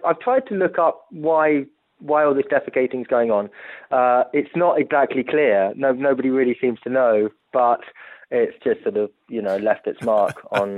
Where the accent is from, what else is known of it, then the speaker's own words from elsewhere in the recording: Italy; I grew up in Italy, and my parents, being British, you know, tried to tell me the best they could about Santa Claus.